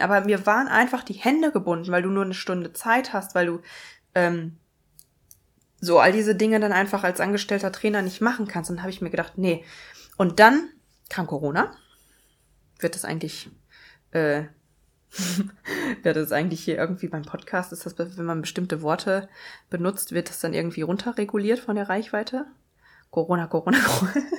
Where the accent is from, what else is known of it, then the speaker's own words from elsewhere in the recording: Münsterland, North Rhine-Westphalia, Germany; moved away as an adult; now in Bochum, Germany; Ich komme eigentlich, bin ich aufgewachsen im Münsterland